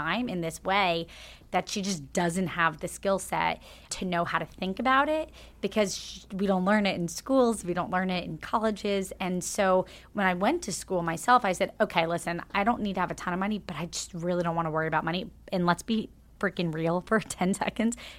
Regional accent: Jacksonville, Florida, United States; moved away; So I grew up in Jacksonville, Florida

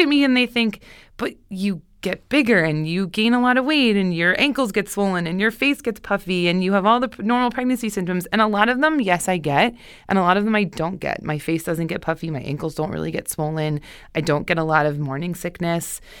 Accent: Pennsylvania, United States; also born or lived in Boston; now in Los Angeles, United States; Originally from Pennsylvania.

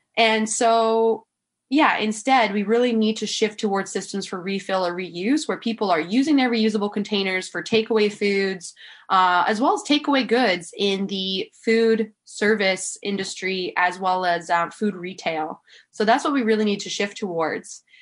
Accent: Manitoulin Island, Northern Ontario, Canada; now in Tofino, Canada; I actually moved away from Tofino when I was four years old to an island called Manitoulin

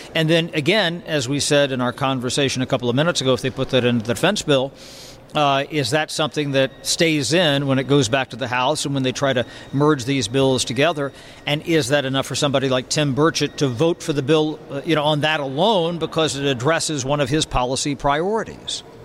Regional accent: Southwest Ohio, United States; I grew up in Southwest Ohio

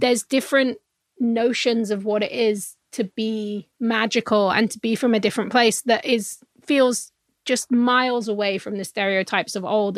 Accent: England, United Kingdom; I'm from England

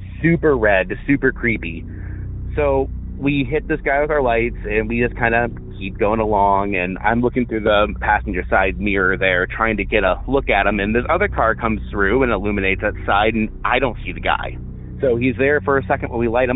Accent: Northern Illinois, United States; I'm from Northern Illinois.

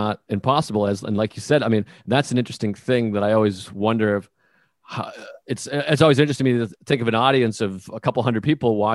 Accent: United States; as an American

